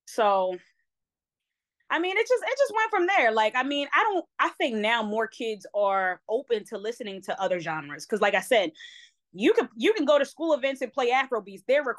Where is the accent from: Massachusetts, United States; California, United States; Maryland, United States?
Maryland, United States; Baltimore; because I don't have the strictly like Baltimore accent. I am born and raised in Baltimore, so but I sound very proper, right?